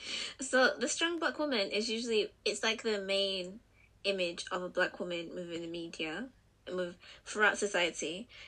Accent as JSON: {"language": "English", "town": "Liverpool", "region": "North West England", "country": "United Kingdom", "accent": "Scouse", "said": "I was about to say, I'm from Liverpool, but that was going to give it away."}